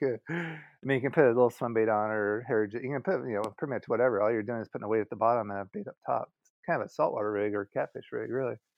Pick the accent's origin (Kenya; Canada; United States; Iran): United States; Southern California; moved away as an adult; I was born in California, Southern California, and so I grew up on the West Coast for about thirty years